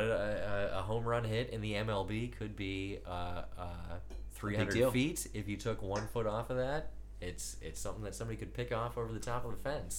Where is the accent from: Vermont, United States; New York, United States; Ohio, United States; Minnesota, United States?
Minnesota, United States; one of my formative memories as a Minnesotan sports fan is coming into and out of the Metrodome.